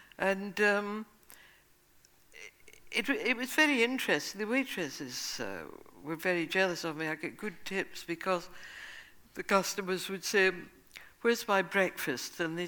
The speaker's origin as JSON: {"language": "English", "region": "Scotland", "country": "United Kingdom", "lives_now": "United States", "said": "I would say I was from England because he didn't know where Scotland was. And they say, how long have you been here in the States? I say, 2 years."}